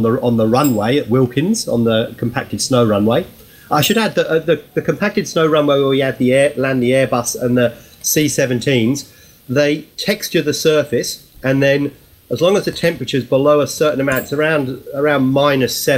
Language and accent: English; Milton Keynes, South East England, United Kingdom; now in Australia; I live and work in Australia. I've been here since 1990, but I'm originally from Milton Keynes